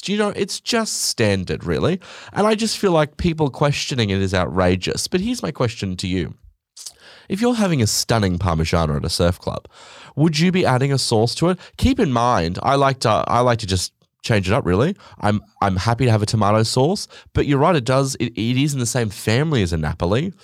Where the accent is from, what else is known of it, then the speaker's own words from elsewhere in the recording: Australia; I'm Australian